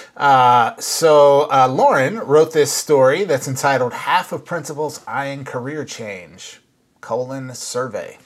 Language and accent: English; Minnesota, United States; now in California, United States; I was actually uh, back in my home state uh, of Minnesota